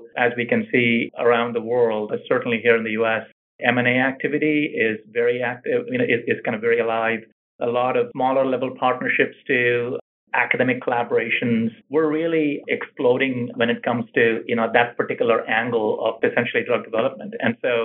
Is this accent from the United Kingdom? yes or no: no; India; moved away as an adult; also born or lived in Pittsburgh, Pennsylvania / New Jersey; now in California, United States; So I grew up in India, finished my high school and my undergraduate in pharmacy there, and then I moved to the United States.